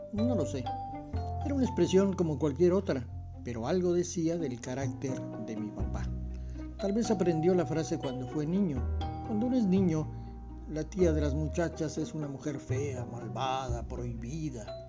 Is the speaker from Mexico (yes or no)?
yes; Comitán, Chiapas, Mexico; En Comitán, en esos tiempos, años 60, los amigos también se silbaban, no se chiflaban